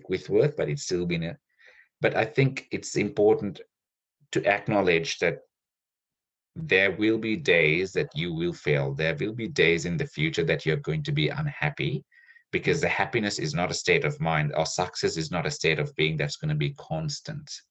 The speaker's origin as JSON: {"language": "English", "country": "Sri Lanka", "tie": "born or raised there", "moved": "yes", "lives_now": "Australia", "said": "I grew up in Sri Lanka where there was a 30-year civil war"}